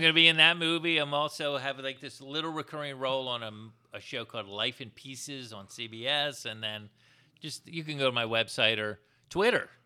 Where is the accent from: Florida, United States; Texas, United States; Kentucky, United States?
Florida, United States; moved away; I'm from Florida?